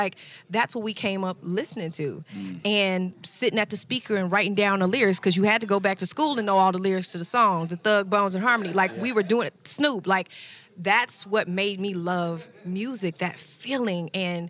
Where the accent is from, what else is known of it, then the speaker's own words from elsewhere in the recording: Houston, Texas, United States; because I'm from Houston